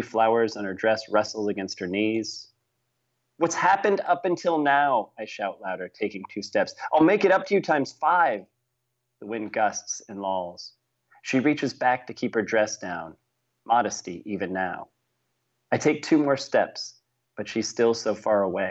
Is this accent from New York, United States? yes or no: no; St. Louis, Missouri, United States; I'm from St. Louis